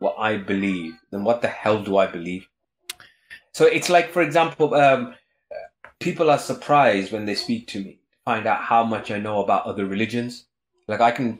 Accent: United Kingdom; being a Brit and being a bit acerbic and sarcastic and grumpy

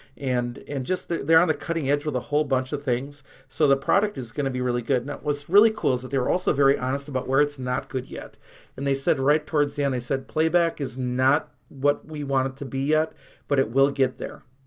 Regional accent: near Milwaukee, Wisconsin, United States; growing up near Milwaukee, I grew up as a Brewer and Packer fan

